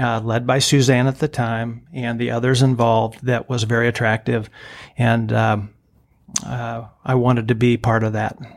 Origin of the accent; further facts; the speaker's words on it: Greenville, Illinois, United States; moved away as an adult; also born or lived in St. Louis, Missouri; I grew up here, product of Greenville in Bond County.